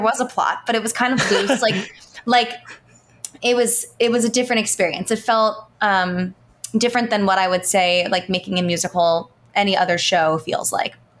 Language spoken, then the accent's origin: English; Baltimore, Maryland, United States; I'm from Baltimore, Maryland